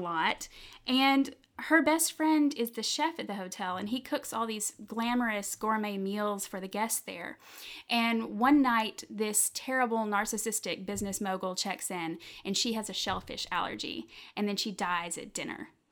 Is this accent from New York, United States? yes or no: no; Lawrenceburg, Tennessee, United States; also born or lived in Memphis, Tennessee; now in Chattanooga, United States; i grew up um, for a while in memphis tennessee and then when i was nine we moved to a little town called lawrenceburg